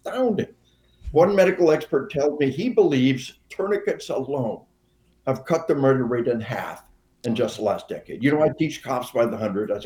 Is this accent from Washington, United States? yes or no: no; Arkansas, United States; We are from Arkansas